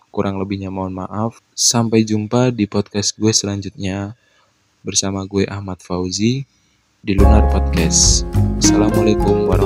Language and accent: Indonesian; Kulon Progo, Special Region of Yogyakarta, Indonesia; Gue pengen mempromosikan tempat wisata yang ada di Kulon Progo karena gue besar di Kulon Progo